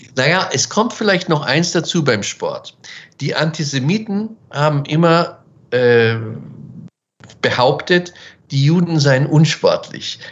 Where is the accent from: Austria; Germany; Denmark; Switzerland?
Germany; Weiden, Bavaria; also born or lived in Munich / Washington; ich spreche jetzt von den 70er Jahren, wo ich aufgewachsen bin in Weiden